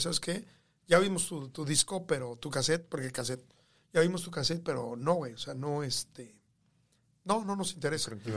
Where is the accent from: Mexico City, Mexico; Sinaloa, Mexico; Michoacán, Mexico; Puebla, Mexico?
Mexico City, Mexico; moved away as an adult; also born or lived in Los Angeles, California / California / Texas; now in United States; yo nací en la capital de México, en, en Coyoacán. Eh, yo nací en, Gabriel Gabriel Mancera, en Coyoacán. Eh, nací y viví prácticamente toda mi vida, bueno, mi, infancia.